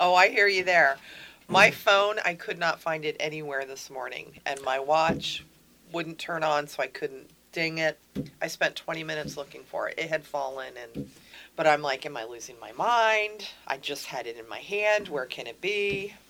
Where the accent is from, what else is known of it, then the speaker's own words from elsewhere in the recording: Pennsylvania, United States; moved away as an adult; also born or lived in Texas; I'm from Pennsylvania.